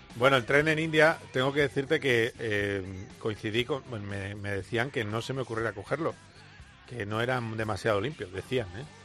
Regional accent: Spain; como buenos españoles

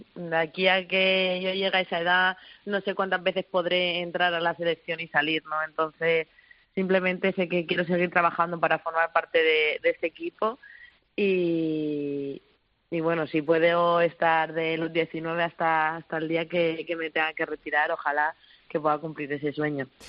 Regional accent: Petrer, Valencian Community, Spain; moved away; somos un pueblo muy valiente, muy luchador siempre allá donde, donde nos ponemos los de Petre

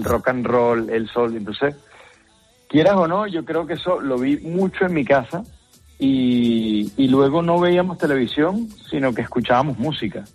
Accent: Venezuela; moved away; soy venezolano

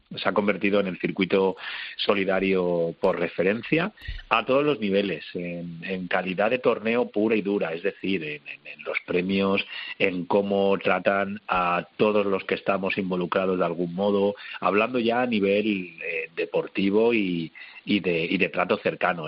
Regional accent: Madrid, Community of Madrid, Spain; now in Málaga, Spain; yo soy un madrileño viviendo en Málaga

